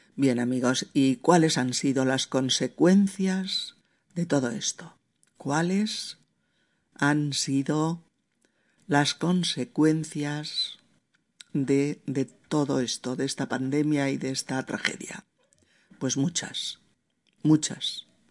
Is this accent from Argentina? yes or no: no; Spain; En mi país